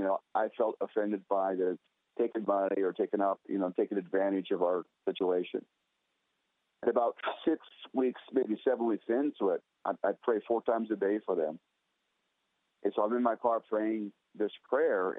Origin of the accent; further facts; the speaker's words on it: Scottsdale, Arizona, United States; here in my hometown of Scottsdale, Arizona